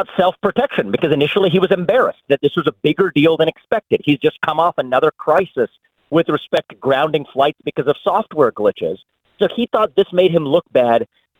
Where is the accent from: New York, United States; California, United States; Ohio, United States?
Ohio, United States; I was born and raised in Ohio. I'm talking to you from Ohio today.